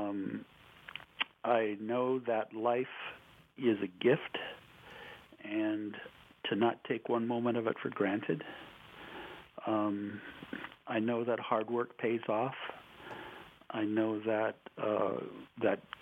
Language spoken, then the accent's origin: English; South Dakota, United States; moved away; I'll say, South Dakota.